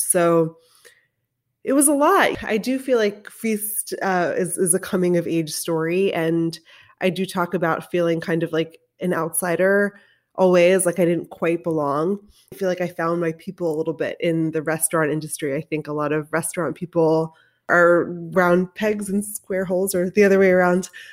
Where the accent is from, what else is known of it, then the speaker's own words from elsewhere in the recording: Baltimore, Maryland, United States; when I was a kid growing up in Baltimore